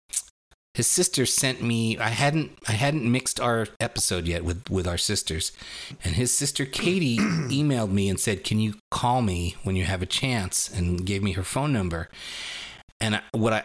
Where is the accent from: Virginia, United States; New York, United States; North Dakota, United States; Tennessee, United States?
New York, United States; growing up in New York in the 70s